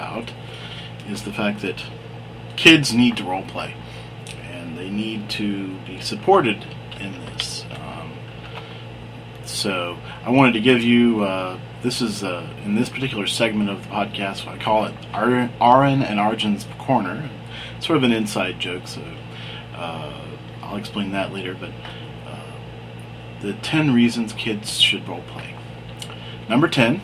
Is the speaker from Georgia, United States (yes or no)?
yes; Atlanta, Georgia, United States; also born or lived in New York / New Jersey; I was born in Atlanta, Georgia in 1967 and lived here all my life except for a short time from New York and New Jersey